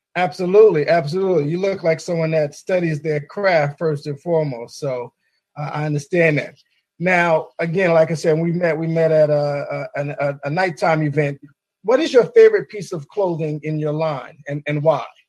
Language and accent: English; New York City, New York, United States; now in Maryland, United States; I'm also a native New Yorker from the Bronx uh, Marble Hill Project